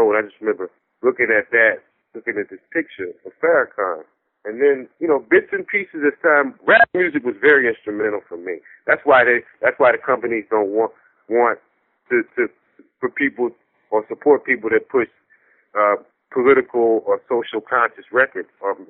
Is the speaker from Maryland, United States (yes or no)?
no; New York, United States; now in Washington, D.C., United States; I'm from New York